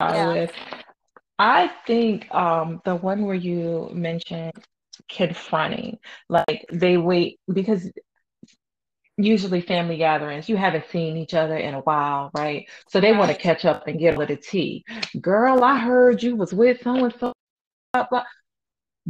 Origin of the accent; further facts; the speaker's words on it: United States; I'm an American